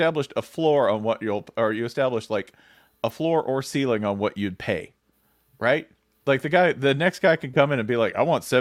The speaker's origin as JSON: {"language": "English", "region": "Tennessee", "country": "United States", "tie": "born or raised there", "said": "I grew up in Tennessee"}